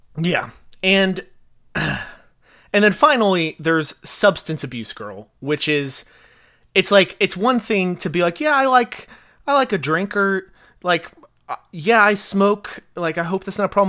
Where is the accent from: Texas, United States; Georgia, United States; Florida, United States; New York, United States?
Texas, United States; Fort Worth; also born or lived in College Station, Texas; I grew up in Fort Worth